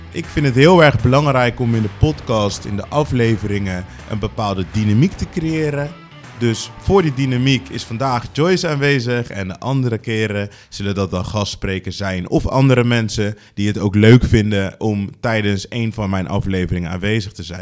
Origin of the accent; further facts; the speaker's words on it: Rotterdam, South Holland, Netherlands; Ik eh, ben geboren en getogen in Rotterdam, inmiddels 36.